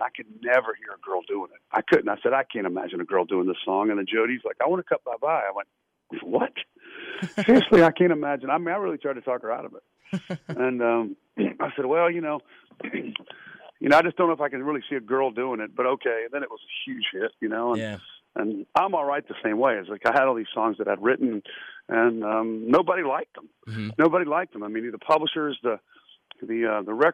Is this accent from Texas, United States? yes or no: no; Lynchburg, Virginia, United States; moved away; growing up in Virginia